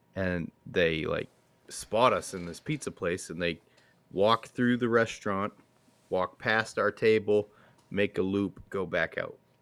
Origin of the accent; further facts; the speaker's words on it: United States; I'm an American